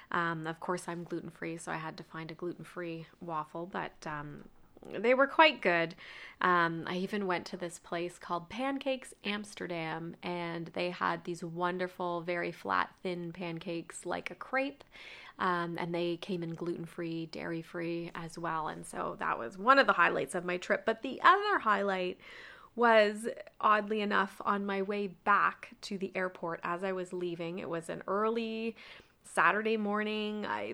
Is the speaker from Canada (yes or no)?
yes; Canada; I told her that I was from Canada